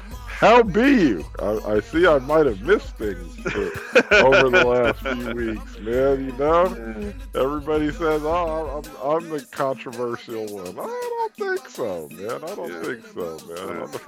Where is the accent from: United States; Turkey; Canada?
United States; California; I'm from California.